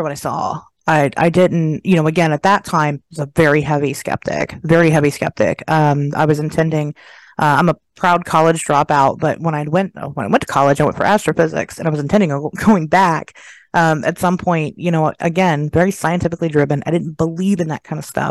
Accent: Dayton, Ohio, United States; I'm from Dayton, Ohio, and it's basically Germantown, Ohio, smaller than that even

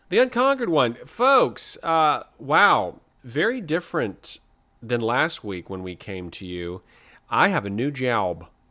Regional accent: the South, United States; I'm from the South

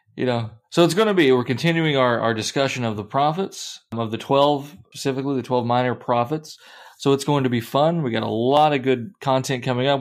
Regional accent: Kentucky, United States; now in Iowa, United States; I grew up in Kentucky

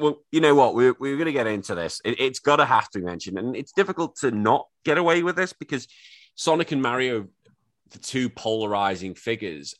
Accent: Australia; I'm an Aussie

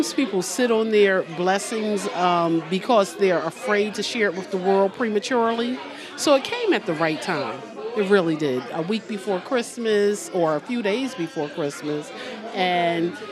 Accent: Philadelphia, Pennsylvania, United States; moved away; I'm originally from Philly.

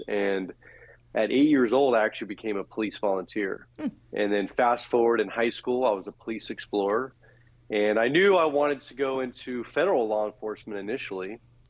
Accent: San Francisco Bay Area, California, United States; I'm originally from the San Francisco Bay Area. Mm-hmm. I was born and raised.

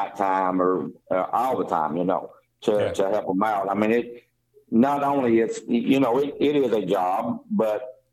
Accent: Greene County, Tennessee, United States; I was born in Greene County and went to school there, and went to the Bus Elementary School and Otway Elementary, and graduated from North Greene High School.

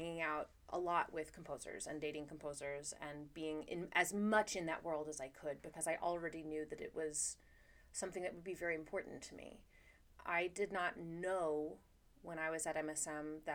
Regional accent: Austin, Texas, United States; moved away as an adult; also born or lived in New York; I'm from Austin, Texas.

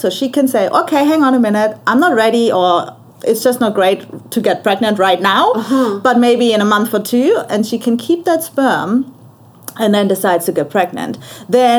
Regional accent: Germany; moved away as an adult; also born or lived in Australia; now in Cayman Islands; I'm from Germany and I grew up in Germany.

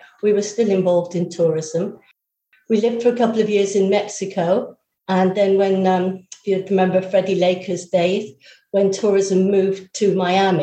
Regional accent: Bristol, South West England, United Kingdom; I'm from Bristol

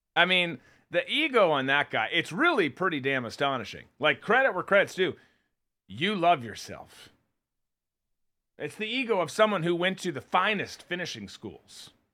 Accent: Minnesota, United States; moved away; my home state, my, my birth state, I should say, of Minnesota

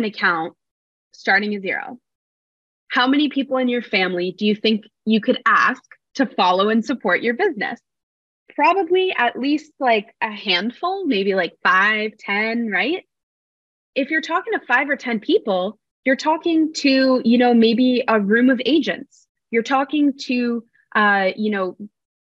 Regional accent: New York City, New York, United States; moved away as an adult; also born or lived in Los Angeles; I'm from New York City

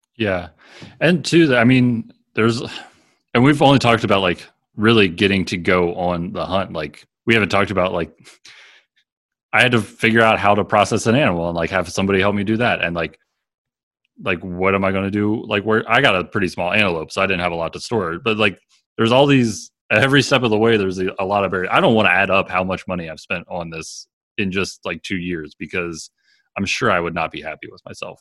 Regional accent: Maryland, United States; moved away as an adult; now in Wyoming, United States; where I grew up in Maryland

